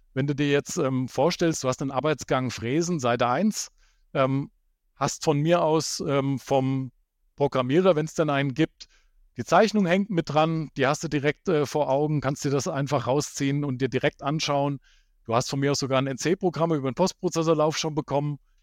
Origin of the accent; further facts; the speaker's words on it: Hesse, Germany; also born or lived in Baden-Württemberg; Fünf Jahre habe ich dann in Hessen, wo ich herkomme, ähm, als Anwendungstechniker gearbeitet